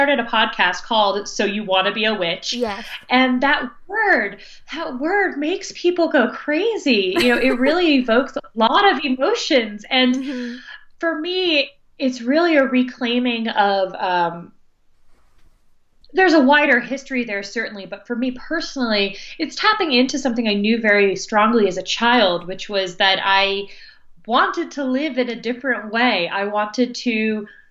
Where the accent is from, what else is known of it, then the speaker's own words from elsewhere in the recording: New Jersey, United States; moved away as an adult; also born or lived in New York; now in North Carolina, United States; I'm from the North, I'm from New Jersey, which is near New York, and lived in New York for 11 years before moving to North Carolina